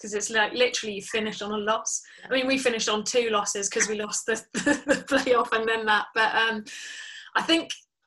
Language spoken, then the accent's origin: English; Somerset, South West England, United Kingdom; now in Gloucester, United Kingdom; I'm a Somerset girl